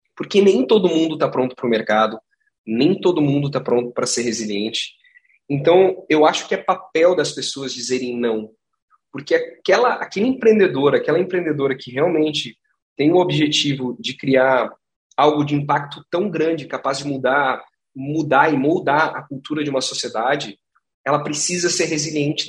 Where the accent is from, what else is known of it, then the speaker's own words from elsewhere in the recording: Gramado, Rio Grande do Sul, Brazil; Eu sou de Gramado, cara, eu sou nascido e criado.